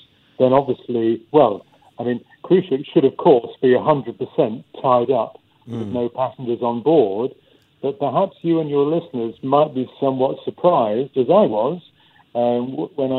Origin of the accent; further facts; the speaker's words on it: United Kingdom; being British